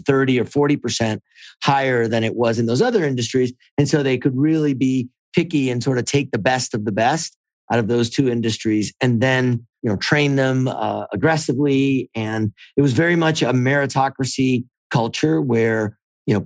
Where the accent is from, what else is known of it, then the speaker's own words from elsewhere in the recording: Miami, Florida, United States; moved away as an adult; also born or lived in Alabama; I grew up in Miami, went to college in Miami, and then in Alabama before stumbling into tech